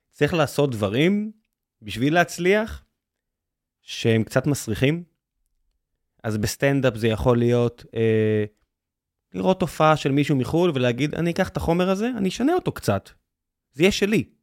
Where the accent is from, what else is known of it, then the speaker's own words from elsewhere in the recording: Tel Aviv, Tel Aviv District, Israel; ואני הולך דרך העיר שגדלתי בה, גרתי בבית, ונולדתי במצדה. ו, ואני, זהו, אני תל אביבי